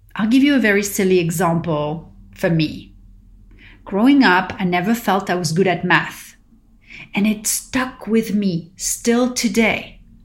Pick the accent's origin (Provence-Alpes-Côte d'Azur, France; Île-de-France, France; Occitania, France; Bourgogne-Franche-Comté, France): Île-de-France, France; Paris; now in California, United States; growing up in Paris